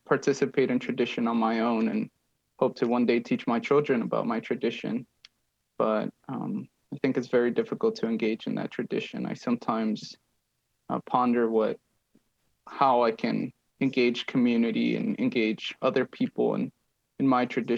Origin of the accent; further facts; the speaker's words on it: Ciudad Juarez, Chihuahua, Mexico; now in Nashville, United States; I grew up in Mexico. I grew up in Ciudad Juarez, which is in the border town opposite of El Paso, Texas.